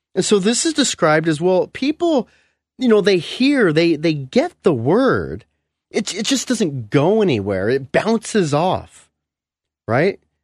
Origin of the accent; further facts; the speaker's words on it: California, United States; moved away; I come from California. We don't have crushed gravel, you know, driveways or, or roads.